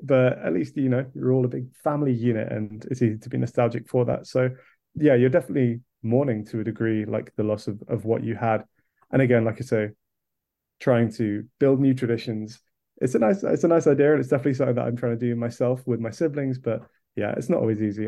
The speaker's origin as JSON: {"language": "English", "area": "Kent", "region": "South East England", "country": "United Kingdom", "tie": "born or raised there", "moved": "yes", "lives_now": "London, United Kingdom", "said": "I'm currently living in London, but I grew up in Kent"}